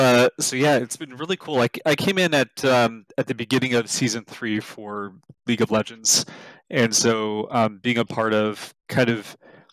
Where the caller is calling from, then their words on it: Santa Clara, California, United States; I'm in lovely Santa Clara, California.